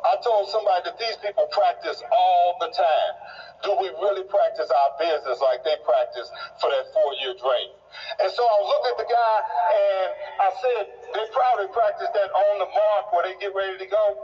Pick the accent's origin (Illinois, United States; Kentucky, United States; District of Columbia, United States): Illinois, United States; East St. Louis; when I was born as a baby, I grew up in East St. Louis, Illinois, and one of the rules that they had was no baby could be born in East St. Louis. So my parents had to drive, no black baby.